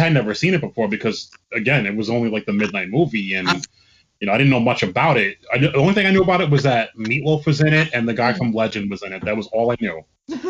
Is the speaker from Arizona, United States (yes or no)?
no; Bergen County, New Jersey, United States; also born or lived in Moonachie, New Jersey; I grew up in Bergen County. I lived in Moonaki for like a couple of years.